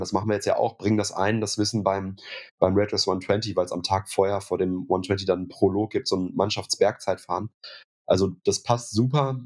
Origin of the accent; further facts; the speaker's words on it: Münster, North Rhine-Westphalia, Germany; ich komme aus Münster